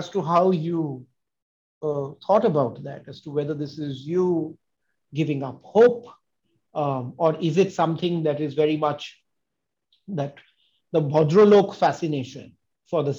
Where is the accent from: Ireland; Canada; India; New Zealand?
India; Kolkata, West Bengal; when we were growing up in Calcutta in the 80s